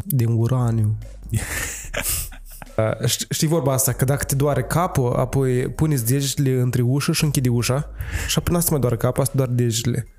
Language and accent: Romanian; Moldova; suntem foarte practici ca moldoveni